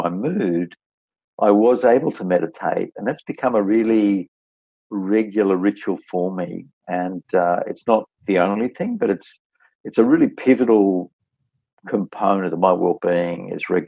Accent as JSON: {"language": "English", "town": "Taree", "region": "New South Wales", "country": "Australia", "tie": "born or raised there", "also_born_or_lived": "Sydney", "moved": "as an adult", "said": "I had a great childhood growing up in Taree in the north coast in New South Wales, and was a real country boy"}